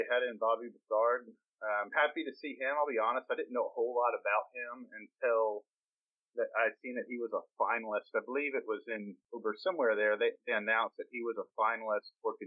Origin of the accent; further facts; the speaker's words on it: Houston, Texas, United States; I'm from Houston